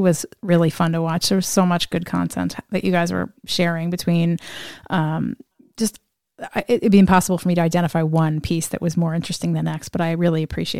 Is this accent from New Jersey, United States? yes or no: yes; New Jersey, United States; I mean, I grew up in New Jersey, as I've talked about 1,000 times over during the podcast.